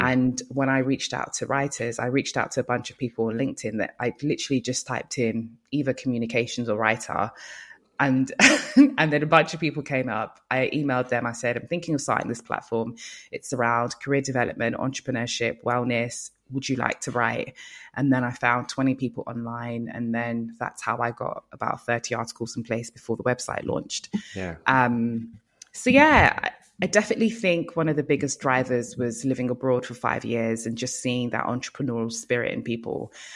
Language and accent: English; Nigeria; moved away; also born or lived in Lagos; I'm from Nigeria, so um, I worked in Lagos for five years